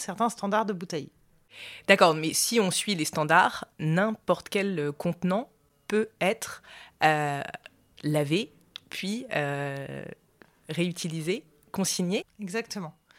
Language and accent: French; Montpellier, Occitania, France; moved away as an adult; now in Romans-sur-Isère, France; moi j'ai grandi à Montpellier, dans le sud de la France